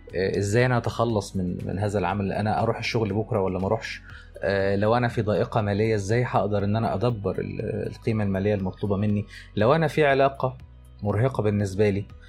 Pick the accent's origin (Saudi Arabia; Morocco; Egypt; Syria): Egypt; عندنا في مصر